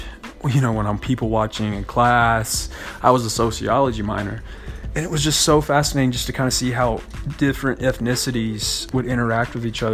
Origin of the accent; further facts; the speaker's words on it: Hobbs, New Mexico, United States; growing up in Hobbs, New Mexico